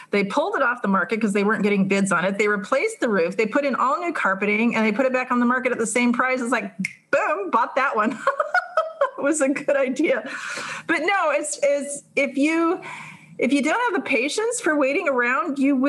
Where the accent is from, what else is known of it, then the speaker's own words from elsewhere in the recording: California, United States; I'm from California